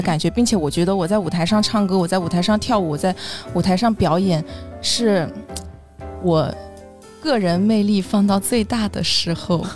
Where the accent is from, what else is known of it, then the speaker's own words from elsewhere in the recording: Shandong, China; now in Hangzhou, China; 我是山东人，现在在杭州